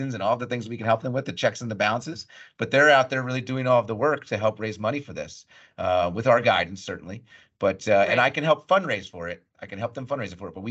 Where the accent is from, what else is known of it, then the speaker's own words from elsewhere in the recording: Bucks County, Pennsylvania, United States; also born or lived in Berkeley Heights, New Jersey; My formative years, really, if you will, from late elementary school through the end of high school and graduating high school, was in Bucks County, Pennsylvania, outside of Philadelphia